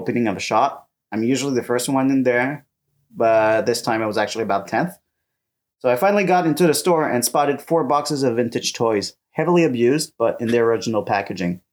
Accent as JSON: {"language": "English", "country": "Canada", "moved": "yes", "lives_now": "France", "said": "As a Canadian living in France"}